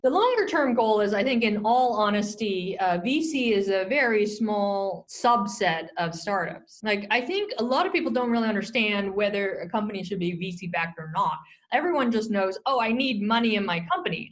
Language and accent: English; Silicon Valley, California, United States; I grew up in the Silicon Valley and I'm dating myself here, but I grew up during the, the dot com boom